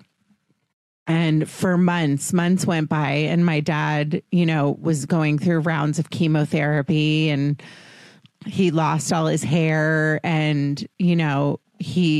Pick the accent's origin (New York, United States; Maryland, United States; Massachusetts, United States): Maryland, United States; Potomac; I grew up in Washington, D.C., or outside Washington, D.C.